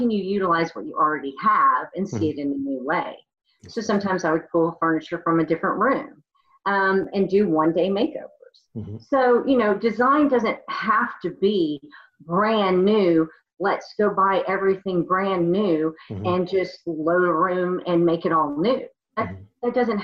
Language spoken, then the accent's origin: English; Kentucky, United States; also born or lived in Oklahoma; I was born in Oklahoma, but grew up in Kentucky